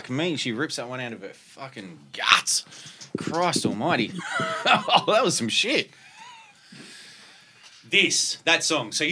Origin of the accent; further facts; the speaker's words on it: Brisbane, Queensland, Australia; I'm from Brisbane.